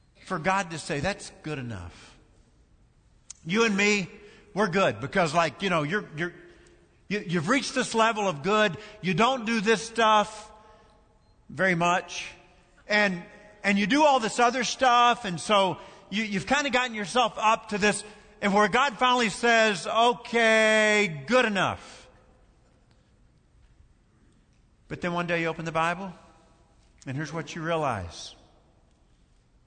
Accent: Kentucky, United States; moved away; my home state

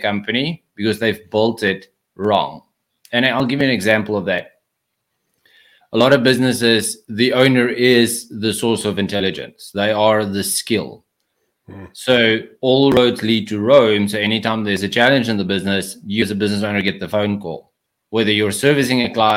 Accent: South Africa; accent: South African; moved away as an adult; now in United States; So I moved to the United States from South Africa. That's where the accent is from

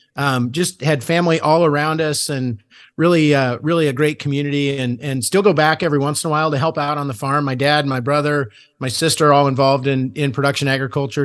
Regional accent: Julian, Nebraska, United States; it all started on a, on a pig farm outside of Julian, Nebraska.

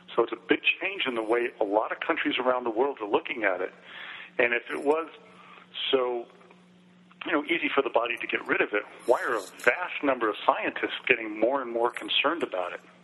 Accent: New York City, New York, United States; I grew up in New York City

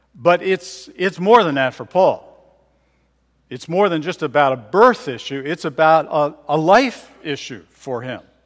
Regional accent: Philadelphia, Pennsylvania, United States; also born or lived in Bedminster, Bucks County, Pennsylvania; I was born in Philadelphia, grew up there for a time, and when I was eleven years old, uh, my family moved to Bedminster, Bucks County

